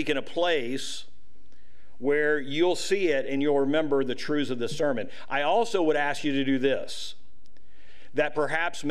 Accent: United States; as American citizens today

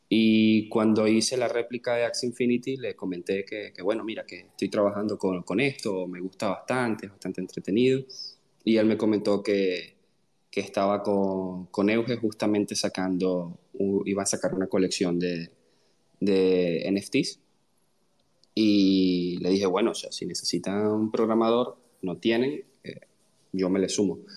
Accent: Venezuela; Eh, bueno … soy venezolano, eh, tengo 29 años y soy ingeniero en computación.

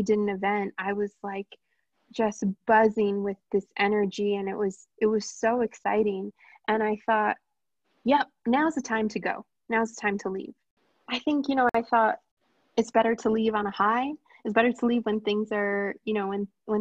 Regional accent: New Jersey, United States; moved away as an adult; also born or lived in Brussels / Hoboken; now in New York City, United States; I grew up in New Jersey.

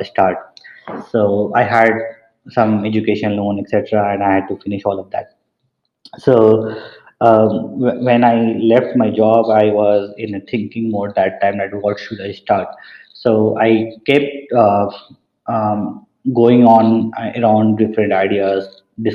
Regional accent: Patna, Bihar, India; moved away as an adult; also born or lived in Purnia, India / Dhanbad, India / Ahmedabad, India; I belong to Bihar. My hometown is Purnia. However, I have switched a lot between Purnia and Patna, between the houses of my grandparents. And I did my schooling in Patna

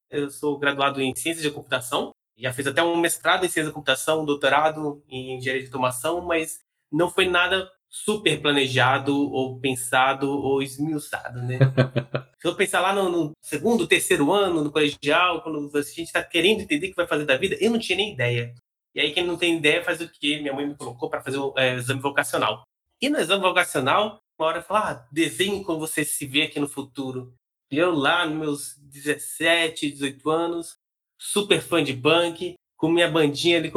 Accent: Minas Gerais, Brazil; moved away as an adult; E, então, eu, eu sou de Minas Gerais, morei lá até meus 18 anos, que é mais ou menos quando vem essa época da, da faculdade.

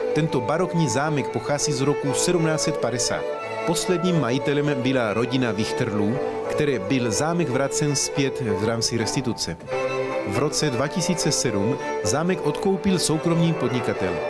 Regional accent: Argentina; also born or lived in Chile; now in Czech Republic; Narodil jsem se v Argentině, ale jsem původem z Chile

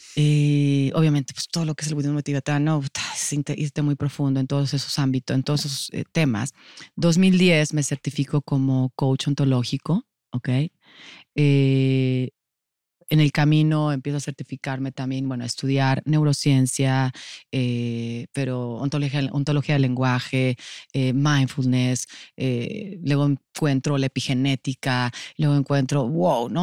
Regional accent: Mexico City, Mexico; Soy de la Ciudad de México. Siempre digo que soy rata de alcantarilla. Ciudad de México siempre, siempre he estado en esta ciudad

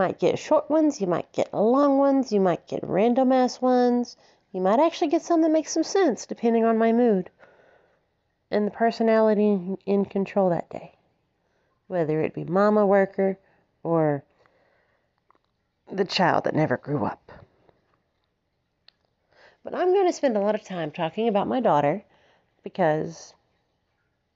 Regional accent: Alabama, United States; I have been born and raised in the South, United States, Alabama, all the way

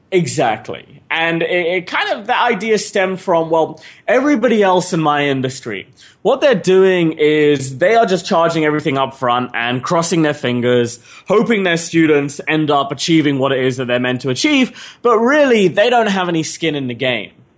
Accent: England, United Kingdom; moved away; also born or lived in Australia; I'm an English citizen

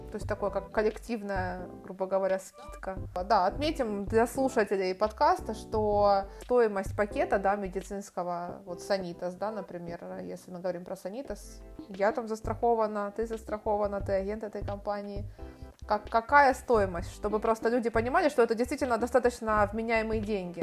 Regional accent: Kharkiv, Kharkiv Oblast, Ukraine; moved away as an adult; also born or lived in Istanbul, Turkey; now in Spain; Я из Харькова, у нас нет большой воды

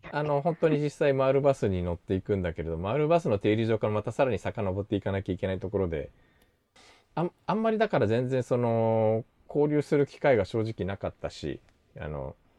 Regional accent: Tokyo, Japan; 東京生まれで先日2回目の韓国留学から帰ってきたばっかり

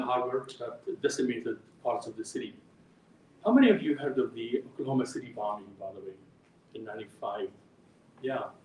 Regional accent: Jordan; I'm happen to be an Orthodox Christian who was born and raised in Jordan

